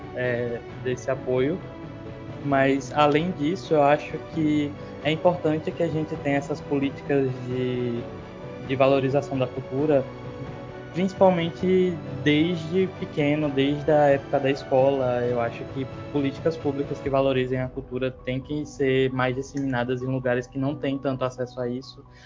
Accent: Aracaju, Sergipe, Brazil; Eu nasci e me criei em Aracaju

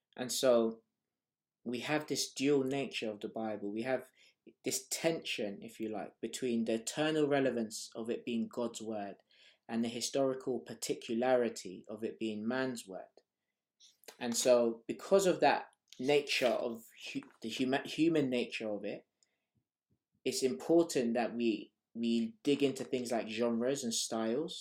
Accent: Nigeria; also born or lived in Harrow / Hackney; now in London, United Kingdom; I am Nigerian

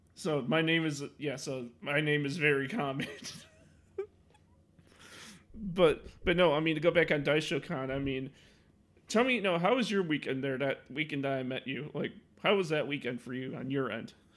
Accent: Illinois, United States; I'm from Illinois

